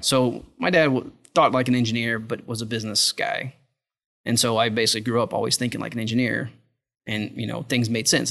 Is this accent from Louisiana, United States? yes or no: yes; South Louisiana, United States; moved away; also born or lived in Texas; grew up in South Louisiana.